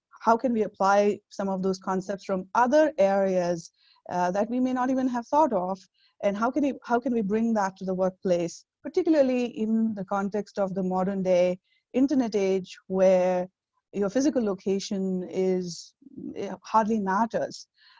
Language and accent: English; India; now in United States; I moved here about more than 12 years ago, actually, and I'm originally from India.